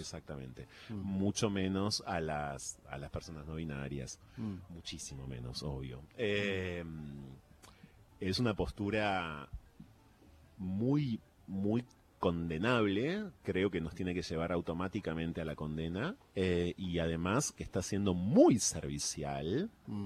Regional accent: Argentina; me reconozco como argentino

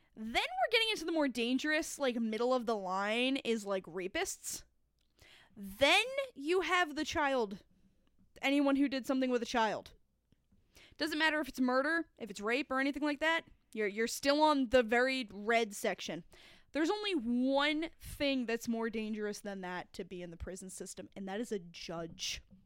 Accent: Florida, New York, United States; I grew up in Orange County, New York, in the town of Florida

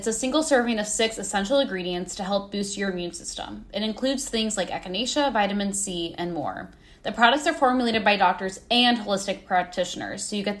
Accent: Midwest, United States; now in New York, United States; we're from the Midwest.

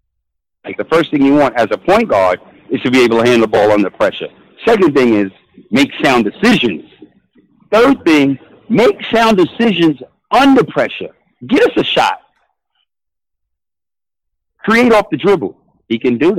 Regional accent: New York City, New York, United States; I'm a New Yorker. BX all day.

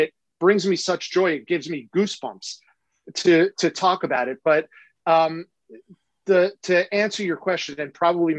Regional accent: Rivervale, New Jersey, United States; I didn't feel like that in growing up in Rivervale, New Jersey.

